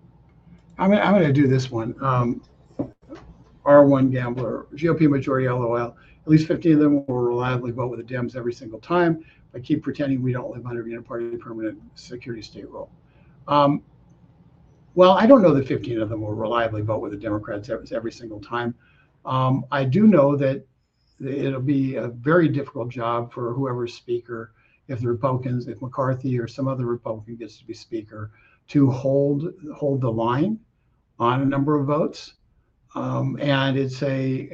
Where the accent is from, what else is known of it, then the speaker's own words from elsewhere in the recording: California, United States; I grew up in California